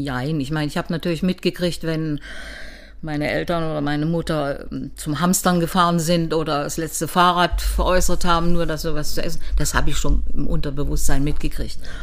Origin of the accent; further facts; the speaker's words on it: Weimar, Thuringia, Germany; also born or lived in Cottbus / Leipzig; now in Dresden, Germany; dann bin ich mit nach Weimar gegangen und bin dort eigentlich in die Schule gekommen in Weimar